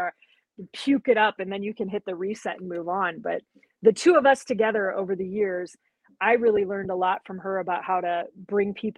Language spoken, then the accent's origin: English; South Dakota, United States; I'm from South Dakota. We had a lot of guns in the house